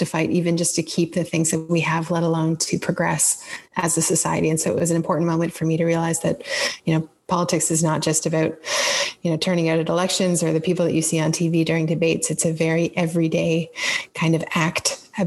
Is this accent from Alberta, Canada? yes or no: no; Exeter, Ontario, Canada; I grew up in a town called Exeter, which is about half an hour outside of London